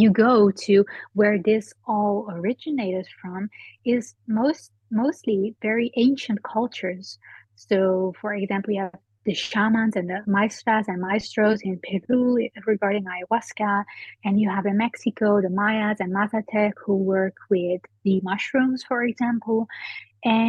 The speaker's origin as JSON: {"language": "English", "country": "Netherlands", "tie": "born or raised there", "moved": "yes", "said": "I'm from the Netherlands. I was born there"}